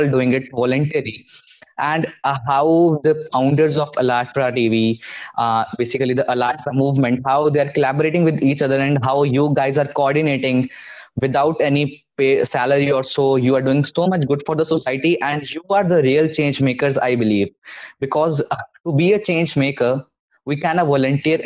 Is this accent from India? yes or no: yes; India; I'm from India and we have the NCERT book